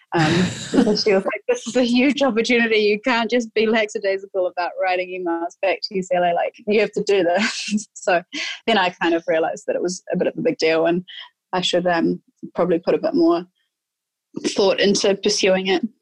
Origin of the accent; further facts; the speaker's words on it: New Zealand; moved away as an adult; also born or lived in United States / England; I grew up playing in New Zealand and went through all of the age group sort of rep stuff in New Zealand